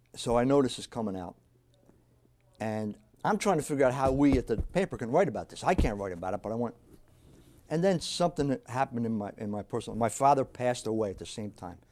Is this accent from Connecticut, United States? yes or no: no; New Jersey, United States; also born or lived in South Philadelphia, Pennsylvania; I was born in South Philadelphia. We moved to New Jersey when I was about four years old.